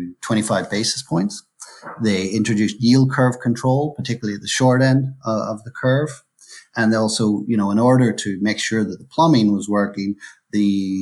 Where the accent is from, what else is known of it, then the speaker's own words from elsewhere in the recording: Northern Ireland, United Kingdom; moved away as an adult; also born or lived in London / Hong Kong / Switzerland; now in Brisbane, Australia; I'm originally from Northern Ireland.